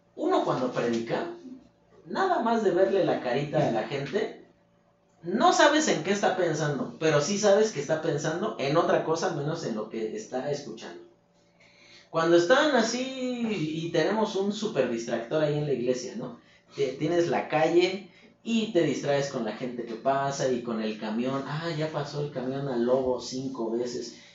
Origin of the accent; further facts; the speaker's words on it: Mexico; nosotros como mexicanos